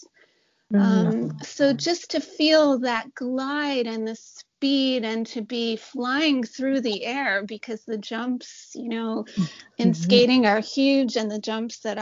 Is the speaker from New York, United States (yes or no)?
yes; New York City, New York, United States; I grew up in New York City.